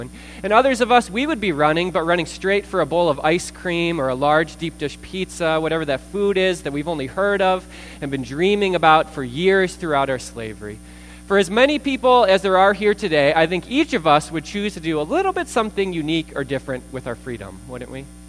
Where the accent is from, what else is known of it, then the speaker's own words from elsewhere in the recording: United States; I'm an American